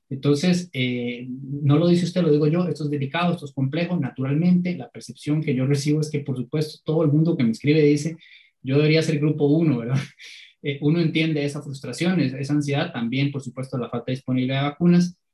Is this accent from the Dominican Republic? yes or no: no; Cartago, Costa Rica; Yo, por ejemplo, soy de Cartago y tenemos semanas de estar entre los cinco cantones con más casos nuevos por día.